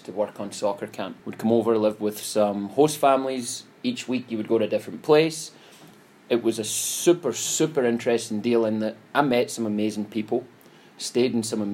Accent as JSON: {"language": "English", "region": "Scotland", "country": "United Kingdom", "tie": "born or raised there", "moved": "yes", "said": "born and raised in Scotland"}